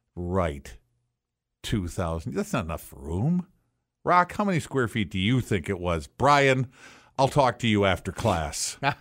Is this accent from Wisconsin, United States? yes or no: yes; Racine, Wisconsin, United States; when I was a kid growing up in Racine